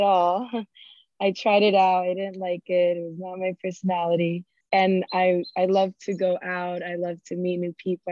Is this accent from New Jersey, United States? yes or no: no; Miami, Florida, United States; moved away as an adult; also born or lived in New York; I was born and raised in Miami